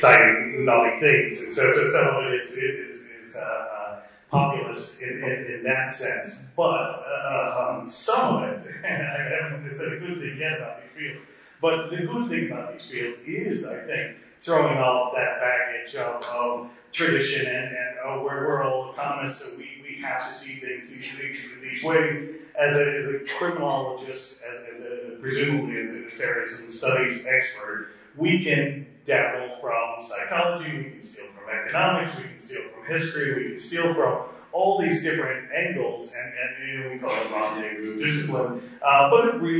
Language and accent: English; United States; I'm an American